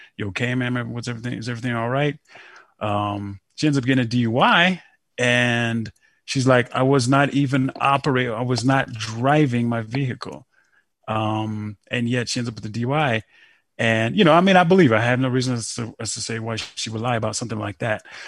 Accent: Denver, Colorado, United States; moved away as an adult; now in Colorado Springs, United States; I'm from Denver and I live down in the Springs

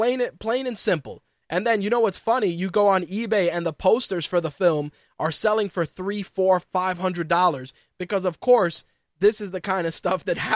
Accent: United States; as an American

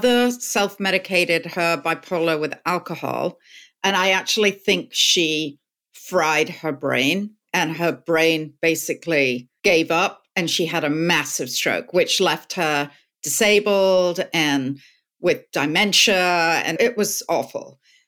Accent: England, United Kingdom; moved away; I'm British

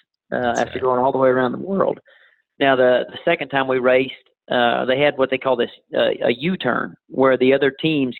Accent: Tupelo, Oklahoma, United States; also born or lived in Durant, Oklahoma / Lane, Oklahoma; I was born in Durant, grew up there in Tupelo, and I live in Lane, Oklahoma right now

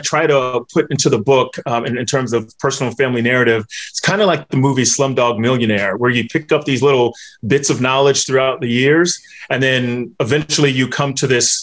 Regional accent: North Carolina, United States; I was raised in the Black church in North Carolina

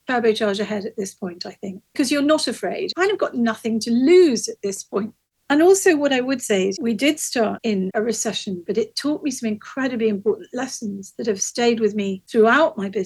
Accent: Hastings, South East England, United Kingdom; in a community in my hometown of Hastings

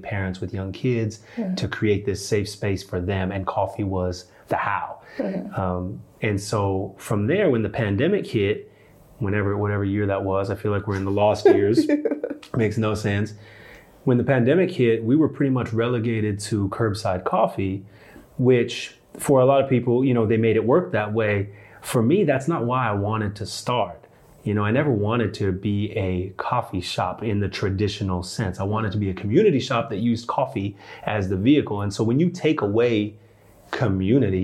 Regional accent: Canada; now in Durham, United States; And so I was born in Canada. And so Canadian by birth, American by choice

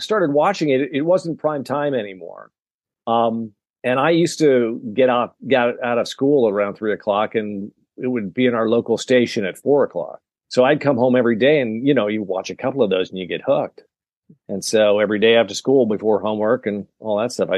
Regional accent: Decatur, Illinois, United States; also born or lived in Lawrence, Kansas / New York; then we settled in Illinois, in Decatur, Illinois. So I was about as Midwest as you can get

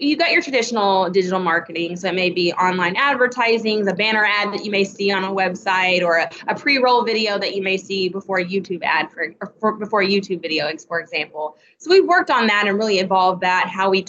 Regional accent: Bartlesville, Oklahoma, United States; moved away; I'm originally from Bartlesville, Oklahoma

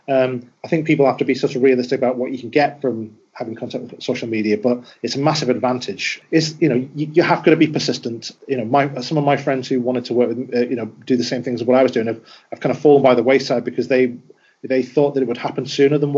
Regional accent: Wigan, North West England, United Kingdom; I'm from Wigan

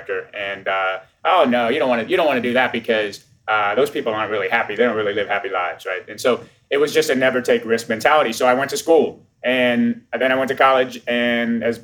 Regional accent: New Orleans, Louisiana, United States; I'm from New Orleans, Louisiana, which is the accent that you hear.

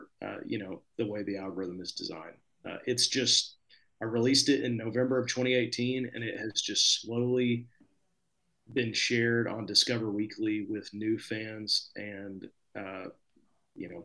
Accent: Fort Smith, Arkansas, United States; now in Nashville, United States; Fort Smith, my hometown.

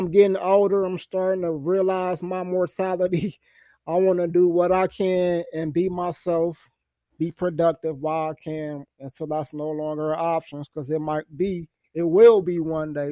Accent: Detroit, Michigan, United States; I'm actually from Detroit, Michigan

